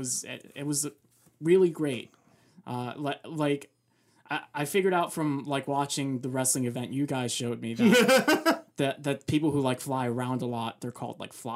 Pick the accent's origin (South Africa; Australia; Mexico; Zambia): Mexico; moved away; I was born in Mexico, so Mexican wrestling was definitely a part of my life, at least when I was like a little kid.